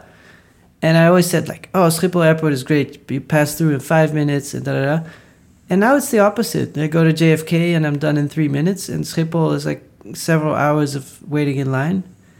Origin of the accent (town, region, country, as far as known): Netherlands; born or raised there; moved away